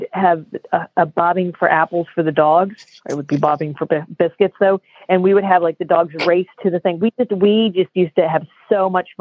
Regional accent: Kentucky, United States; I was born in Kentucky

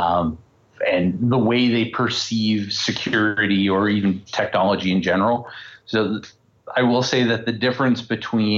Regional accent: Canada; I'm Canadian and everyone has to work at Nortel at least once. And like every Canadian

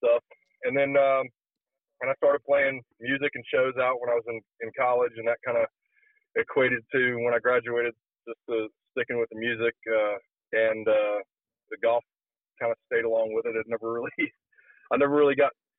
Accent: Mobile, Alabama, United States; I was born in Mobile, Alabama, down on the Gulf Coast.

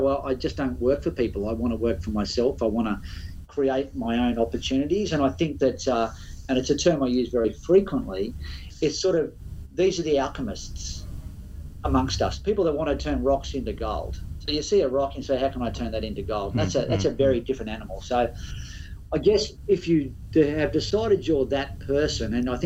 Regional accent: Byron Bay, New South Wales, Australia; I grew up in Byron Bay.

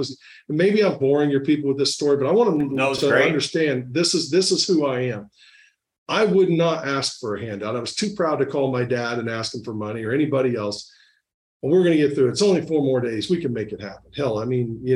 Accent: Indiana, United States; moved away as an adult; also born or lived in Albuquerque, New Mexico; in my hometown in Indiana

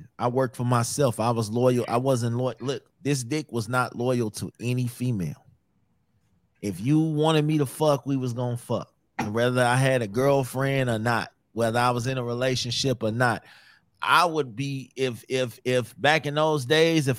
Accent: Midwest, United States; I'm from the Midwest. That's how we talk

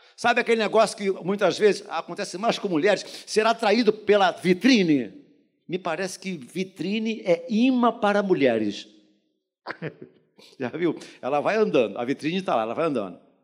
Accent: Brazil; nascido e criado no Jardim Metrópolis

